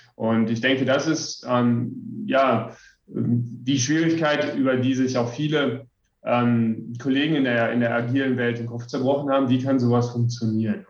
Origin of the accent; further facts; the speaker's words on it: western Germany, Germany; also born or lived in Ammersee, Bavaria; now in Bavaria, Germany; komme ich aus dem Westen Deutschlands